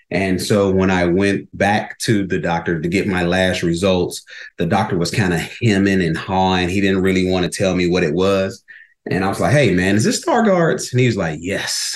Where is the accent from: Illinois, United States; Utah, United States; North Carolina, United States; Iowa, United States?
Illinois, United States; Chicago; moved away as an adult; now in Arizona, United States; I'm originally from Chicago, born and raised there